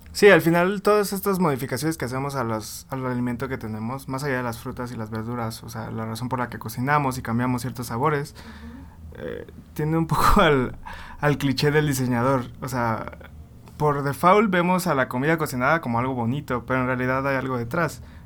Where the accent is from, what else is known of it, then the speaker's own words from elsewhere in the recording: Tabasco, Mexico; yo soy de Tabasco